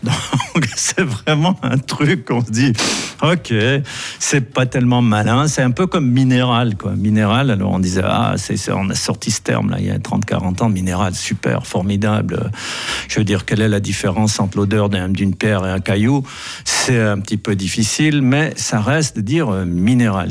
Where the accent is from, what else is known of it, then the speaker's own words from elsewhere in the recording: Valais, Switzerland; chez nous en Valais